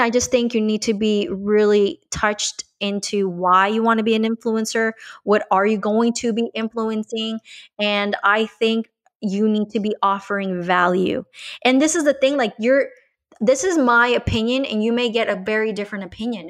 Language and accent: English; Colombia; now in Miami, United States; I'm originally from Columbia, so I'm bilingual.